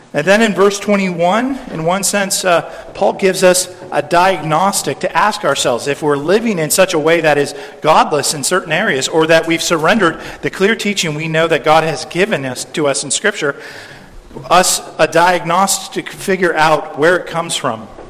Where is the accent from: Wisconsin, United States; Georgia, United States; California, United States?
California, United States; in my home state of California